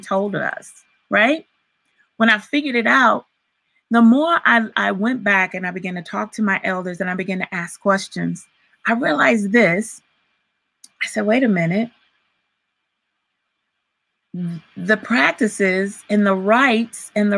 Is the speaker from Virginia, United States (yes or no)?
yes; Virginia, United States; I grew up in Virginia, but all of my family's in Alabama